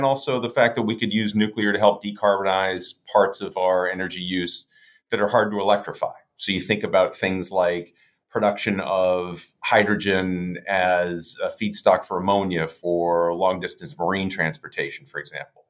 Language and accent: English; outside of Boston, Massachusetts, United States; I grew up outside of Boston in the early 80s